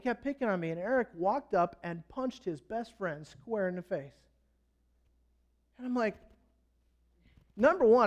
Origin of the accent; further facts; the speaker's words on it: United States; I'm an American.